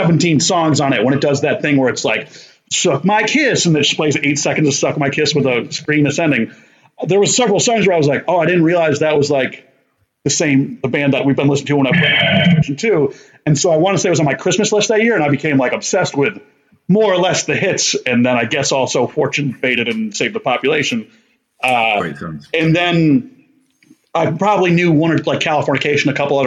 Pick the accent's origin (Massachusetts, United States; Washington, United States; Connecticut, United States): Connecticut, United States; Barkhamsted; I'm from Connecticut, USA, and a small town called Barkhamsted, and kind of grew up doing small-town shenanigans